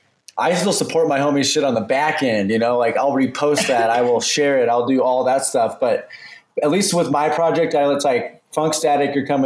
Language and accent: English; Omaha, Nebraska, United States; moved away; Omaha, Nebraska.